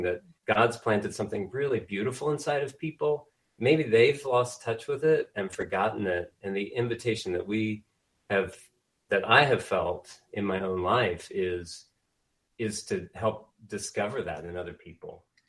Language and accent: English; Indiana, United States; moved away as an adult; now in Wichita, United States; I grew up in Indiana. Uh, moved to Wichita, Kansas in 1996 as an undergraduate student